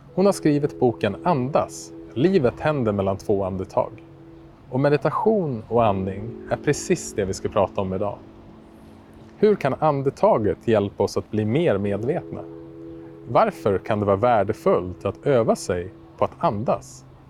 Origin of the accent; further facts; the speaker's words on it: Västerås, Västmanland, Sweden; Västerås, min hemstad